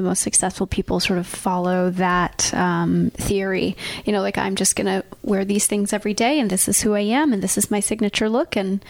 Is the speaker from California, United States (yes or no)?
yes; Laguna Beach, California, United States; I grew up in Laguna. I went to UCLA.